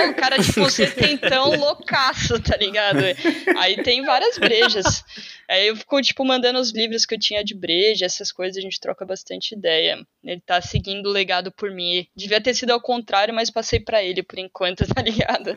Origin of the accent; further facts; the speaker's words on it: São Paulo, Brazil; moved away as an adult; now in Portugal; Eu sou de São Paulo